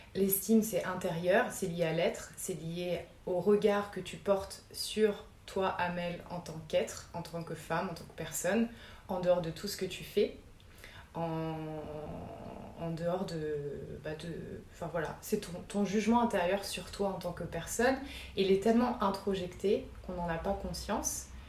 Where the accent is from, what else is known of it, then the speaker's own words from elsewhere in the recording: Moselle, Grand Est, France; je suis née en, en Moselle